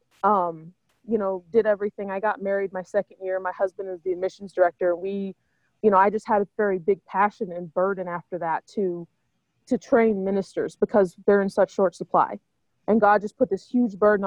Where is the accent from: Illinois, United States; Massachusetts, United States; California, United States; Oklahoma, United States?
Oklahoma, United States; moved away as an adult; now in St. Paul, United States; I grew up in Oklahoma.